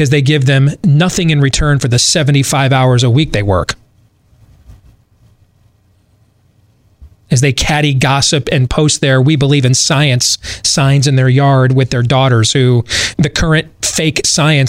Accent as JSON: {"language": "English", "region": "Michigan", "country": "United States", "tie": "born or raised there", "said": "I grew up in Michigan."}